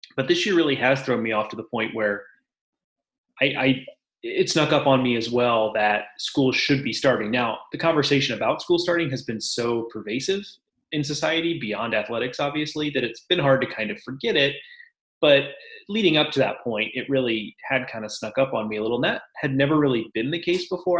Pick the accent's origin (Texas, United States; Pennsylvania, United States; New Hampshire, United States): Texas, United States; Houston; growing up in Houston